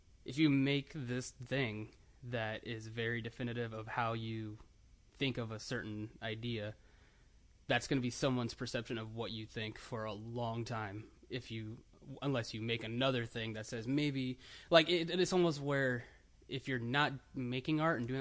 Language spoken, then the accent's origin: English; Land O'Lakes, Florida, United States; also born or lived in Tampa, Florida; I was born in Tampa, and then different time, but my parents got divorced when I was about 3. So then from there, I moved up to Land O'Lakes, which is in Pasco County, a little bit north of Tampa